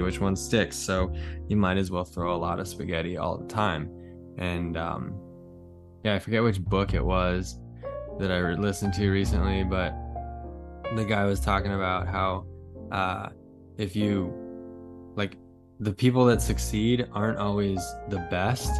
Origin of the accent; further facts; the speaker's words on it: United States; as an American